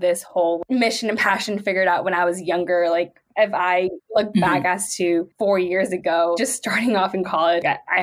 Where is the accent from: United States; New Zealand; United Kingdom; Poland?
United States; San Jose, California; I was born and raised in San Jose, still reside here